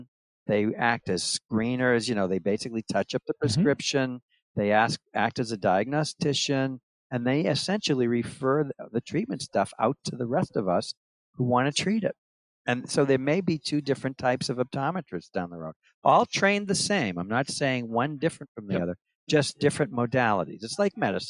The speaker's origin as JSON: {"language": "English", "region": "Massachusetts", "country": "United States", "tie": "born or raised there", "moved": "as an adult", "lives_now": "New Hampshire, United States", "said": "I actually left Massachusetts. Which I was born and raised there"}